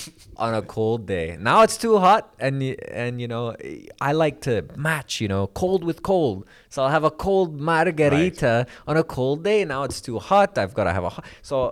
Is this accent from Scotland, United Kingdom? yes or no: yes; Scotland, United Kingdom; even though I come from Scotland, I have a great appreciation for those heroes in America.